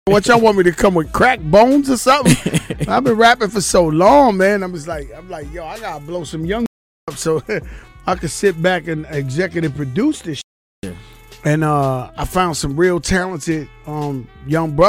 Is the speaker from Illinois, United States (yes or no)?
no; New York City, New York, United States; The mother of rap, the motherland of rap is the Bronx. I grew up as a little kid around Grandmaster Flash, Melly Mel, Mr. Ness